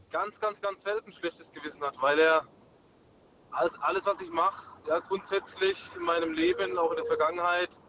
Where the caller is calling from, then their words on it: Munich, Bavaria, Germany; Ich bin aus München. Grüßt euch. Guten Abend.